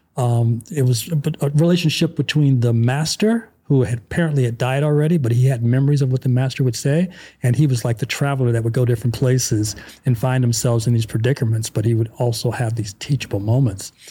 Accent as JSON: {"language": "English", "country": "United States", "moved": "as an adult", "lives_now": "Hungary", "said": "I'm American"}